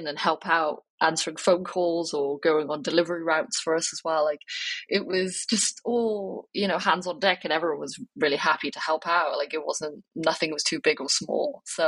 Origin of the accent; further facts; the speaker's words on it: Wales, United Kingdom; And then I would say, I'm from Wales.